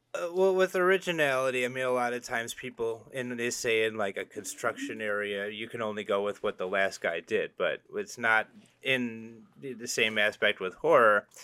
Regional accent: Illinois, United States; We're from Illinois

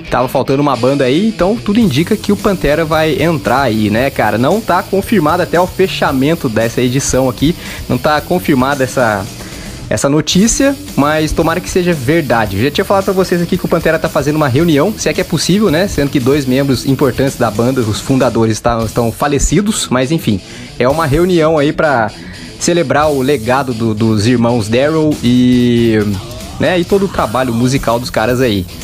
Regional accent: Rio de Janeiro, Brazil; sou do Rio de Janeiro

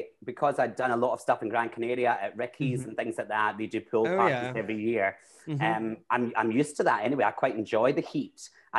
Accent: Glasgow, Scotland, United Kingdom; also born or lived in London; Yeah, I am originally from Glasgow. I no longer, people would say I don't have a Glaswegian accent anymore, but that's just from living in London for a long time and kind of developing a voice.

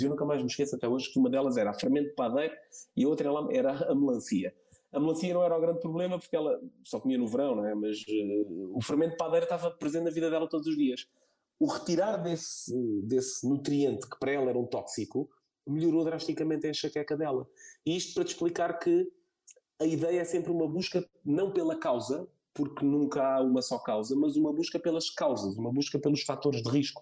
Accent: Setúbal, Portugal; moved away as an adult; now in São Brás de Alportel, Portugal; eu sou de Setúbal

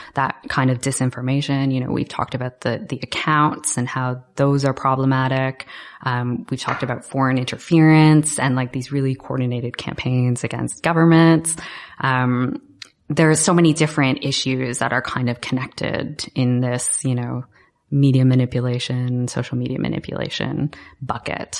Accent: Canada; I'm Canadian myself

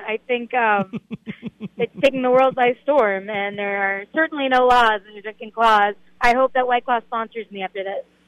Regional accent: Boston, Massachusetts, United States; moved away; I'm from Boston

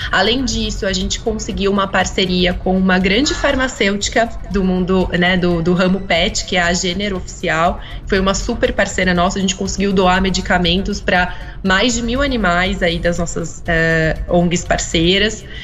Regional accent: São José dos Campos, São Paulo, Brazil; eu sou de São José dos Campos

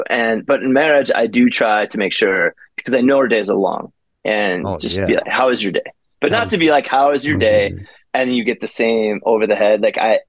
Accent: Madison, Wisconsin, United States; also born or lived in Portage, Wisconsin; now in Denver, United States; I grew up in Madison, Wisconsin. Born in Portage, Wisconsin, a smaller town outside of Madison, moved to Madison at a young age.

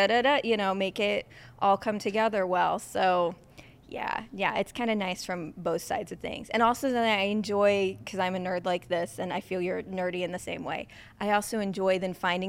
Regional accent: south of St. Louis, Missouri, United States; I grew up in Missouri, south of St. Louis.

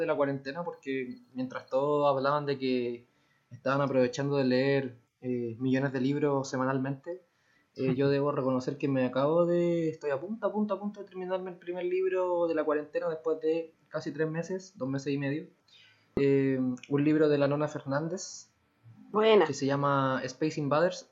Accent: Santiago, Santiago Metropolitan Region, Chile; somos de Santiago

